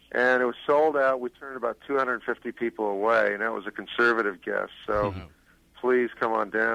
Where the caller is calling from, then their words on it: Columbus, Ohio, United States; I'm in Columbus, Ohio.